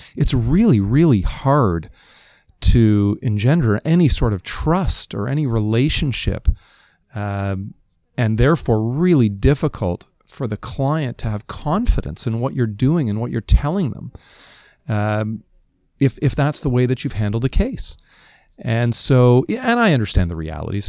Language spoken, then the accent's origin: English; Toronto, Ontario, Canada; as good Canadians, as good Ontarians, as good Torontonians